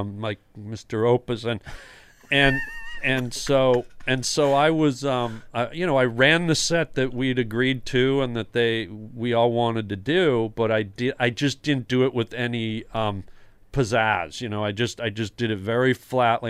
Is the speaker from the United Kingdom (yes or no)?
no; Toronto, Ontario, Canada; I grew up in Toronto